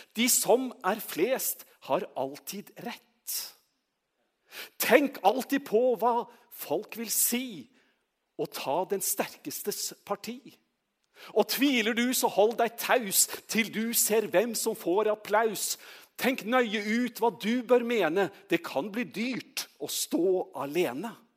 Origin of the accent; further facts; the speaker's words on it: Trøndelag, Norway; moved away; jeg er trønder